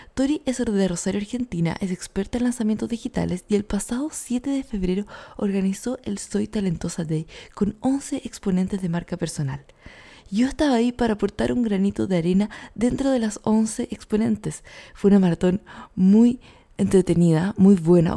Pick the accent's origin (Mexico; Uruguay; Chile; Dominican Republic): Chile; yo soy más chilena que los porotos